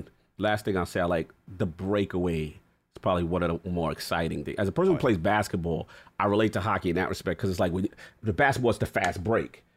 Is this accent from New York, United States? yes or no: yes; New York City, New York, United States; we born and raised in New York